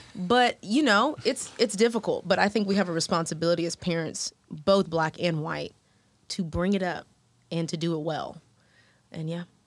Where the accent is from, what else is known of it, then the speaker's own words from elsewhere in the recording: Houston, Texas, United States; moved away as an adult; now in Atlanta, United States; Black American woman who grew up in Houston with a super diverse crowd